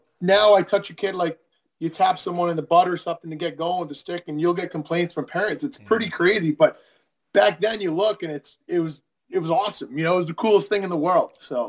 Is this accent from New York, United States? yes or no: yes; Kings Park, New York, United States; moved away as an adult; We're people from New York, Long Island.